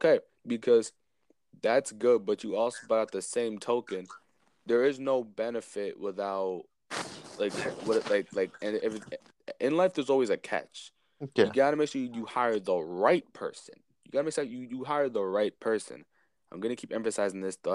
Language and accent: English; Spring Valley, New York, United States; also born or lived in Clarkstown; I grew up in Spring Valley and I came here